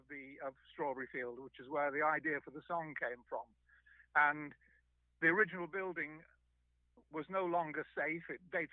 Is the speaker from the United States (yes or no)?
no; Liverpool, North West England, United Kingdom; I was born and bred in Liverpool. I went to school near the city centre, and I was in my early teens at that time as the … started to emerge.